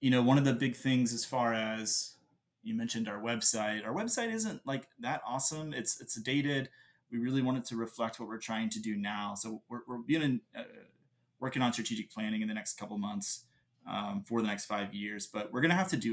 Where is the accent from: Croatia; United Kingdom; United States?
United States; Gwinnett County, Georgia; I'm a lifelong Gwinnettian, which is Gwinnett County, just outside of Atlanta.